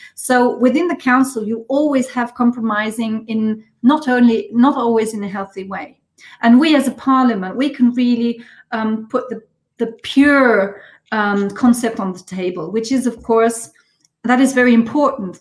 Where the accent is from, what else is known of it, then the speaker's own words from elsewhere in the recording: Schweich, Rhineland-Palatinate, Germany; English is a second language; also born or lived in Paris; my hometown